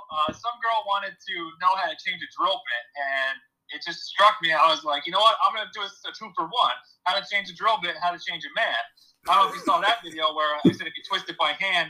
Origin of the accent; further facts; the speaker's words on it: Pennsylvania, United States; So I'm 25 years old. I'm from Pennsylvania.